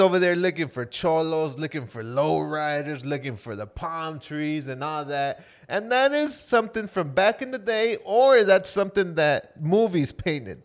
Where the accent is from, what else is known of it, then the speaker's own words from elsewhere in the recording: Florida, United States; we're from Florida and we got a lot of humidity